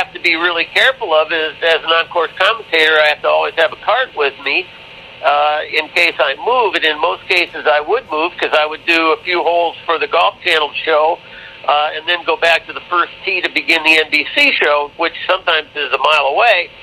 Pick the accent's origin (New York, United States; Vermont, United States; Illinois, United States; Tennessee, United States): Illinois, United States; Chicago; I grew up in Chicago. I grew up on the north side of Chicago.